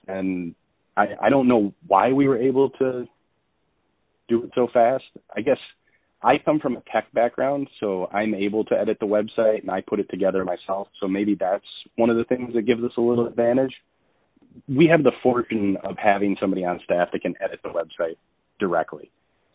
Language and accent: English; Holt, Michigan, United States; I grew up in Holt. We've lived here our entire lives